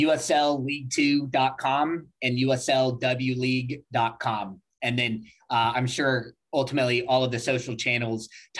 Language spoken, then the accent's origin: English; Birmingham, Alabama, United States; also born or lived in Dothan, Alabama; I'm actually born in a small town in Southern Alabama, in Dothan, Alabama, but I was raised in Birmingham, Alabama.